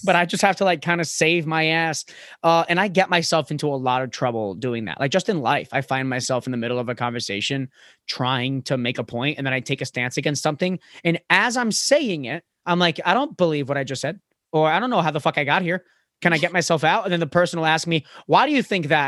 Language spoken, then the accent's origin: English; Florida, United States; now in New York, United States; I'm from Florida